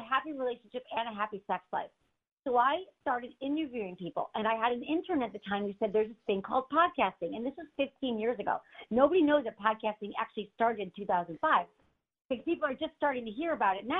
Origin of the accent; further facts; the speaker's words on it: Michigan, United States; moved away as an adult; also born or lived in San Francisco; I'm from Michigan, and I moved to San Francisco, and I worked in politics for about 10 years